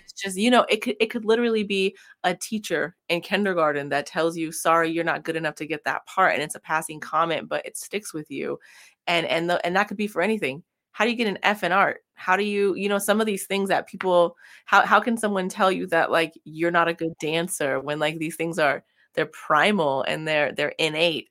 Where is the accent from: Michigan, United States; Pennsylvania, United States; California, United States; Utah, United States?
California, United States; moved away as an adult; also born or lived in Midwest; I grew up in California and there's lots of sunshine